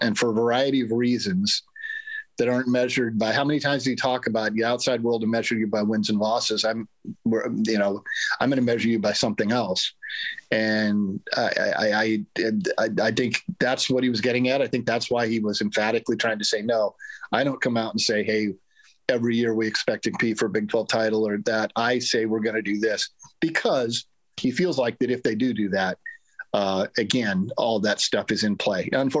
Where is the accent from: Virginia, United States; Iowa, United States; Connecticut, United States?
Iowa, United States; Ames; I grew up in Ames. Nobody ever thought, I mean, nobody ever thought Iowa State would have a chance to win every football game on its schedule.